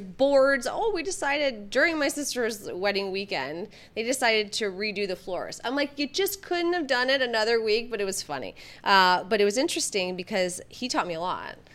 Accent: Michigan, United States; I grew up in the Midwest. I grew up in Michigan

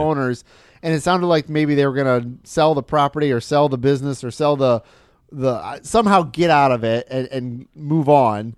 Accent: Michigan, United States; where I grew up in Michigan

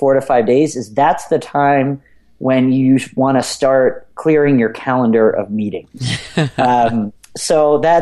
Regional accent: outside of Philadelphia, Pennsylvania, United States; I grew up outside of Philadelphia

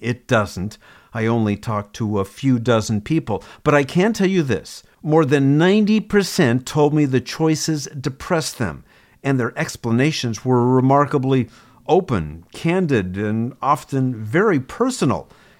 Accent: Northern California, United States; I was from Northern California.

